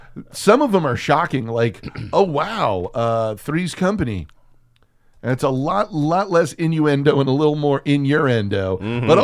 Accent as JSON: {"language": "English", "region": "Texas", "country": "United States", "tie": "born or raised there", "said": "Most of that growing up in Texas, what I can say for certain is anytime a güero"}